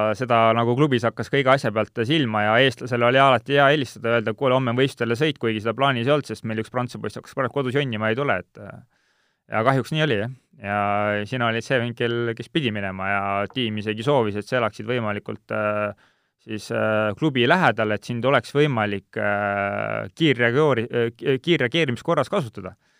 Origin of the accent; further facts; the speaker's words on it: Siimusti, Jõgeva County, Estonia; also born or lived in Kuremaa; ma olen Siimusti poiss, kui nii võtta, et äh, päris lapsena käisin Siimusti lasteaias, elasin Siimustis